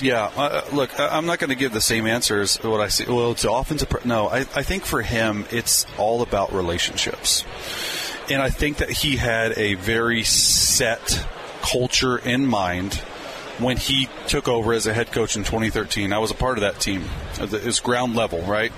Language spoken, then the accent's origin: English; Dallas, Texas, United States; moved away as an adult; I grew up in Dallas